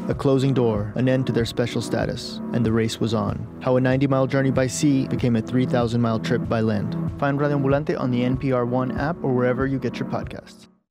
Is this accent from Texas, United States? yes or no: yes; San Antonio, Texas, United States; moved away; I'm from San Antonio, and that city is two thirds Latino